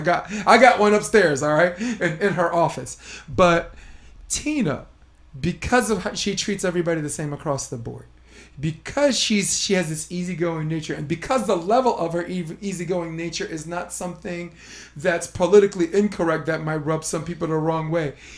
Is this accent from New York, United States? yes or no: yes; New York City, New York, United States; I'm born and raised in Brooklyn.